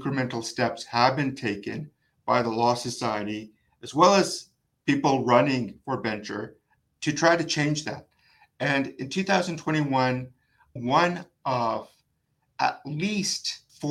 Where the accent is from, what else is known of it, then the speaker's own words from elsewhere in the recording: Vancouver, British Columbia, Canada; I was born and raised in Vancouver